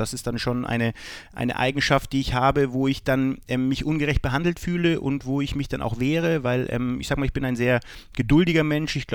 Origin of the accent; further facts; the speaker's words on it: Bavaria, Germany; Was ist bayerischer mir? Das kann ich schwer sagen. Ich spreche auch keinen richtigen Dialekt. Ich habe nicht diese, diese bayerische, bayerischen Slang.